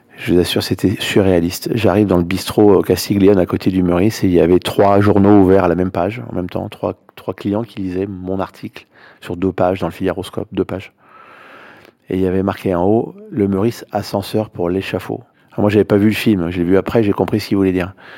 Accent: Paris, Île-de-France, France; Quand on est parisien comme je le suis

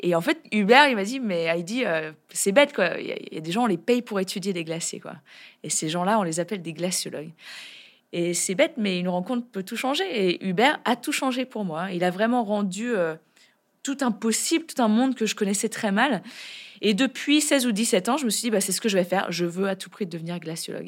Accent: France; chez nous, en France

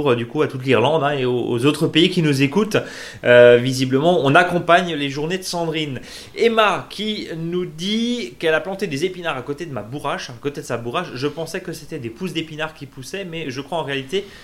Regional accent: Marseille, Provence-Alpes-Côte d'Azur, France; grand souvenir du jardin de mon enfance à Marseille

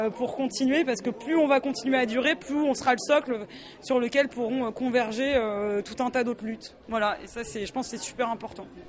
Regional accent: Strasbourg, Grand Est, France; Je viens de Strasbourg

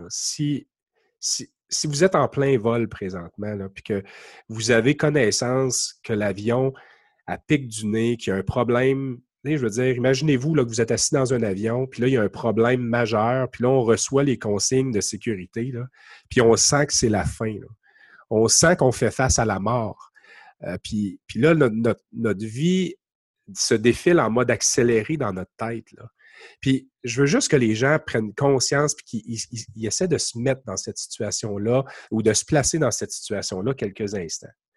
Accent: Quebec, Canada; accent: Québec; mon accent du Québec

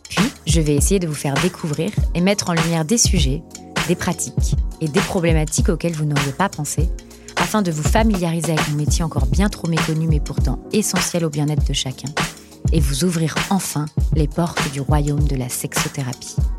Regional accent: Tours, Centre-Val de Loire, France; tu viens et tu es implanté à Tours dans le 37, soit ma ville natale

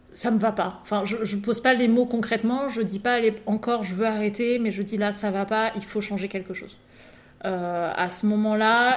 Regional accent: Mantes-la-Ville, Île-de-France, France; now in Bordeaux area, France; je viens de Mantes-la-Ville euh, dans le 78

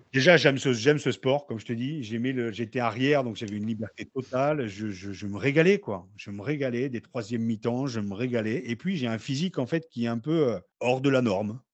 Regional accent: Beauvais, Hauts-de-France, France; moved away as an adult; also born or lived in Noyers-Saint-Martin / Paris; j'ai grandi à Beauvais et je suis arrivé à Paris à 18 ans

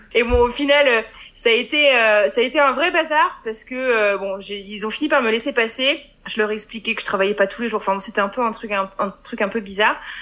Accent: Brittany, France; moved away as an adult; also born or lived in Buffalo, United States; now in United States; je suis bretonne

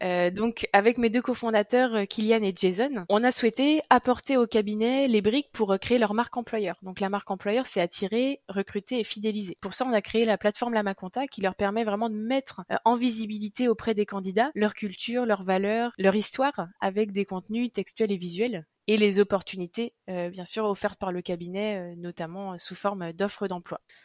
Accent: Nantes, Pays de la Loire, France; je suis nantaise depuis toujours

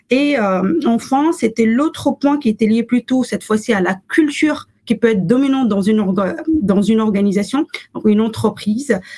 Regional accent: Morocco; now in France; j'ai grandi au Maroc, pas en France. Euh, donc une partie de mon expérience s'est construite au Maroc avant que je m'installe à, je m'installe en France.

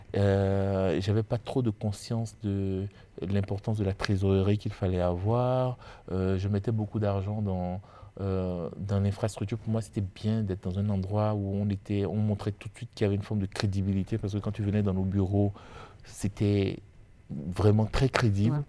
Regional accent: Benin; moved away as an adult; now in France; je suis béninois et, euh, et d'ailleurs, je dis souvent que je connais plus l'Afrique de l'Ouest que je ne connais l'île de France. Euh, parce que finalement, euh, j'ai, je suis né, j'ai étudié, euh, j'ai travaillé au Bénin avant de venir en France.

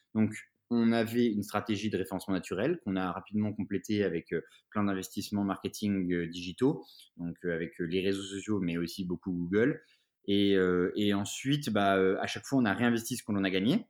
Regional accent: Épinal, Grand Est, France; j'ai grandi en province, à Épinal, donc dans les Vosges

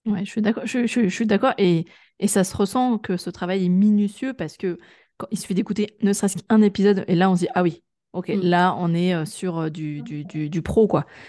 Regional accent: Grenoble, Auvergne-Rhône-Alpes, France; moved away; je suis une ancienne urbaine, parce que je suis originaire de Grenoble

